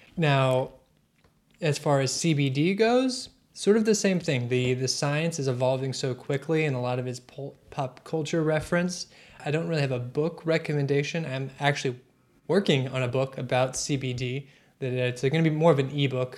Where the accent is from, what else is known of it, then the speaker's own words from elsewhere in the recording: Maceo, Kentucky, United States; I'm from the western part. Owensboro, Kentucky is where I claim, but really I'm from Masonville